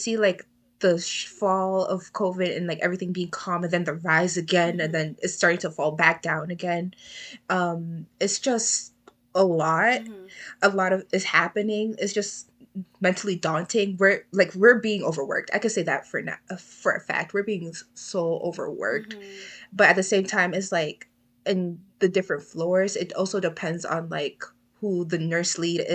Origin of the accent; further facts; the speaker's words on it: New York City, New York, United States; moved away as an adult; now in Albany, United States; I'm from New York, the Bronx, New York. I was born and raised here